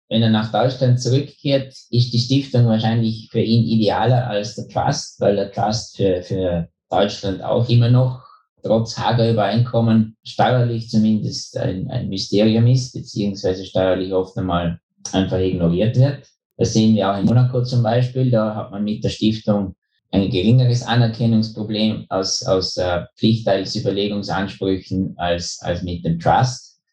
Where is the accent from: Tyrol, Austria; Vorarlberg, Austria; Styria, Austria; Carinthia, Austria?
Vorarlberg, Austria; Bregenz; moved away as an adult; also born or lived in Innsbruck / Vienna / New York; now in Liechtenstein; ich bin Österreicher, geboren gerade über der Grenze am Bodensee in Bregenz, war dann im Studium in Innsbruck